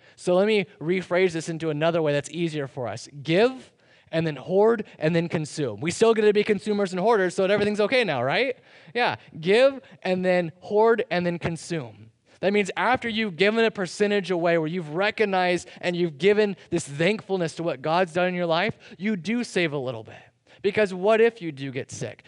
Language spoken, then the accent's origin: English; United States